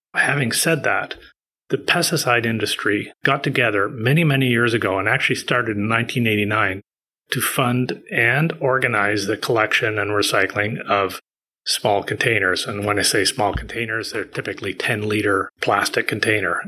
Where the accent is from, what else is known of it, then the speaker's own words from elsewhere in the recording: Prince Edward Island, Canada; moved away as an adult; also born or lived in Vancouver, British Columbia / Halifax, Nova Scotia; now in Toronto, Canada; I was born in Vancouver, moved to the East Coast, Prince Edward Island, where I partly grew up. And then uh, when I went to university, I went to Halifax and I stayed there for 22 years